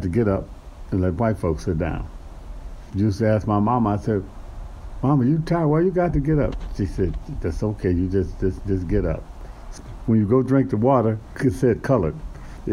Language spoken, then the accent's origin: English; California, United States; moved away as an adult; also born or lived in Texas; now in Kingman, United States; I grew up just a few years in Texas. Mainly I grew up in California